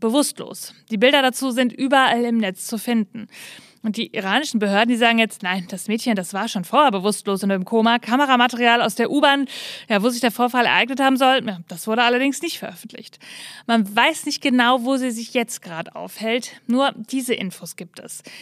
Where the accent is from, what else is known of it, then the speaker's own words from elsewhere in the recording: North Rhine-Westphalia, Germany; Für mich als Ostwestfälin